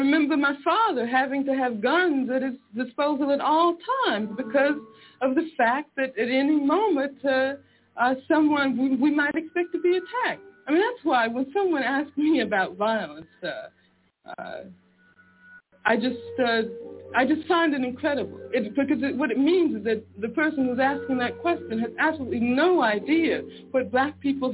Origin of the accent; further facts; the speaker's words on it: Birmingham, Alabama, United States; I grew up in Birmingham, Alabama